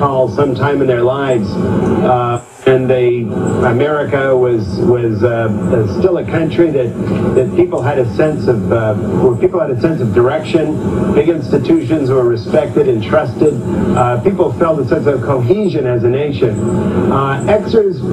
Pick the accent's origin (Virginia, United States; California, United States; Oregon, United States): California, United States; at the time I was growing up in California, there was zero population growth.